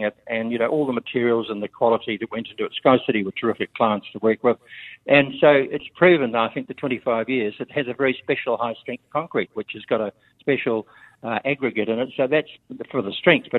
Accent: Lower Hutt, Wellington, New Zealand; also born or lived in Kapiti Coast / Auckland; I grew up in Lower Hutt. I grew up in Wellington.

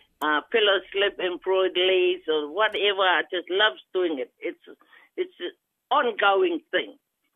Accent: Titikaveka, Rarotonga, Cook Islands; also born or lived in Rotorua, New Zealand; now in New Zealand; I'm originally from Rarotonga, Titikaveka, born and raised in the Cook Islands, and then migrated to New Zealand with my family.

